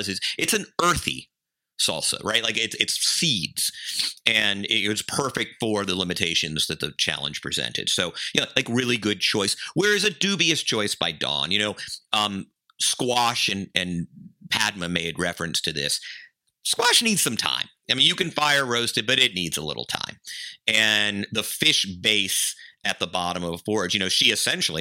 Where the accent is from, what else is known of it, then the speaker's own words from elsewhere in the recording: Georgia, United States; Plains, Georgia, like the pecans or Vidalia for the onions, and this is my home state